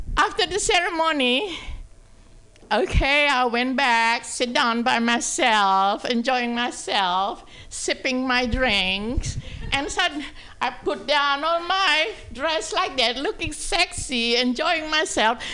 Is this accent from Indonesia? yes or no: yes; Indonesia; English is a second language; moved away as an adult; also born or lived in San Francisco; now in Sacramento, United States; I'm from Indonesia